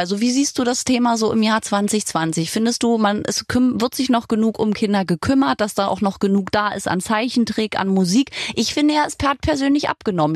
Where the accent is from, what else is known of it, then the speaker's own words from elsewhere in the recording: Berlin, Germany; ich bin in Berlin geboren, wohne immer noch hier